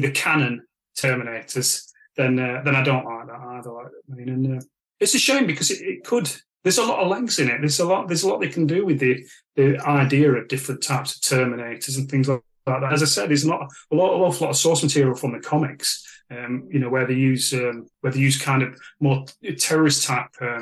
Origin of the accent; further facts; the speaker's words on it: Sheffield, Yorkshire and the Humber, United Kingdom; I'm from Sheffield